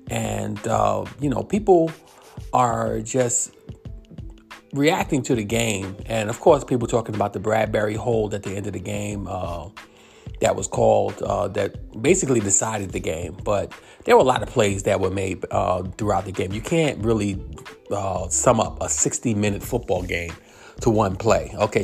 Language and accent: English; New York, United States; I know I'm from New York